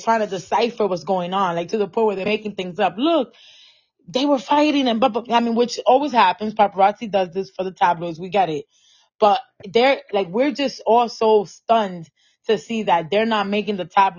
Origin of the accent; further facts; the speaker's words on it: New York City, New York, United States; I am from the Bronx